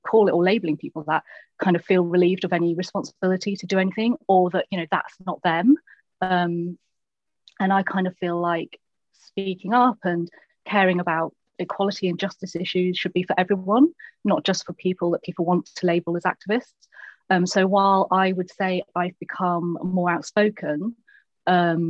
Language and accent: English; Lincolnshire, East Midlands, United Kingdom; moved away; also born or lived in London; I'm from Lincolnshire. And then it's the whole, yeah, but where are you really from? And then like, well, this tiny village in Lincolnshire